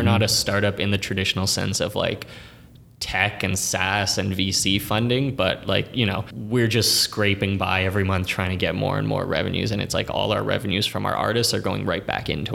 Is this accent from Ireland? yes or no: no; Toronto, Ontario, Canada; born and raised in the East End, went to high school in Scarborough, now downtown